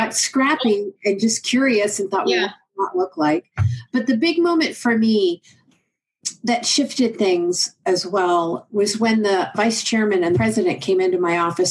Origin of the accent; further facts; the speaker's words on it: Oklahoma, United States; I'm from Oklahoma